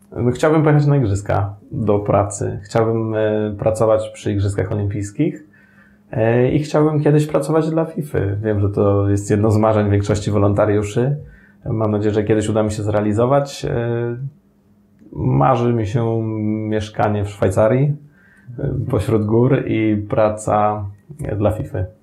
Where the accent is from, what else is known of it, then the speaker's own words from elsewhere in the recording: Sandomierz, Świętokrzyskie Voivodeship, Poland; also born or lived in Madeira; w moim Sandomierzu, skąd pochodzę